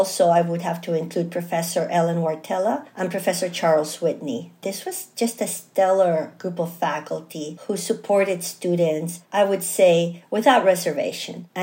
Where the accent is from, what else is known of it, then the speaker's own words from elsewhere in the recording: Chile; now in United States; I'm originally from Chile